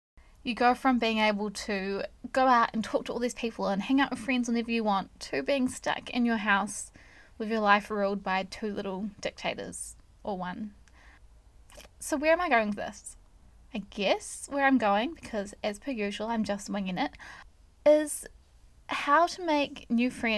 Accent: New Zealand; I am not American, I am a Kiwi

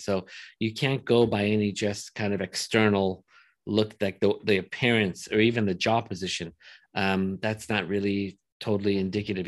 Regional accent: Los Angeles, California, United States; I grew up in Woodland Hills

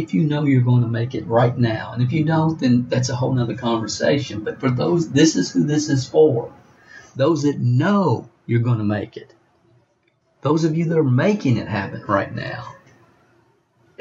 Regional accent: Stamping Ground, Kentucky, United States; I was raised in a little town in Kentucky, Stamping Ground

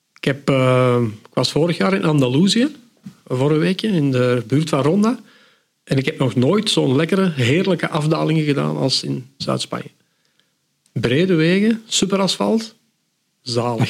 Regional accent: the Kempen, Flanders, Belgium; Bij ons in de Kempen

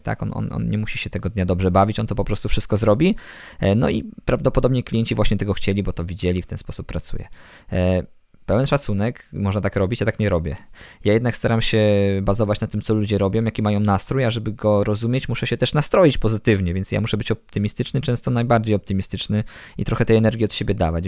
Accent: Bolesławiec, Lower Silesian Voivodeship, Poland; Ja jestem z Bolesławca na Dolnym Śląsku

